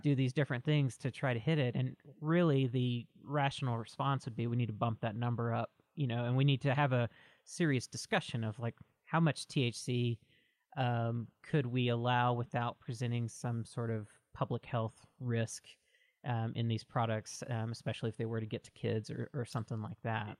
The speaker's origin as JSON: {"language": "English", "region": "Mississippi", "country": "United States", "tie": "born or raised there", "moved": "as an adult", "lives_now": "Oregon, United States", "said": "I'm originally from Mississippi and grew up in the South my whole life. I moved out to Oregon about seven years ago or so"}